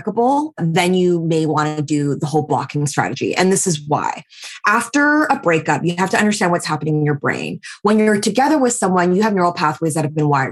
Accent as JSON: {"language": "English", "town": "Vancouver", "region": "British Columbia", "country": "Canada", "tie": "born or raised there", "also_born_or_lived": "New York", "moved": "as an adult", "said": "I am 39 and I was born and raised in Vancouver, but I spent the last 8 years in New York and then just moved back to Vancouver during the pandemic."}